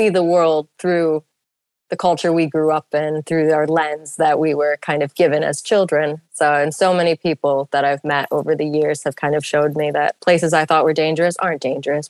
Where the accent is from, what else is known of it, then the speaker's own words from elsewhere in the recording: Clinton, New York, United States; moved away as an adult; now in Sudan; growing up in Clinton, we're so close to Utica.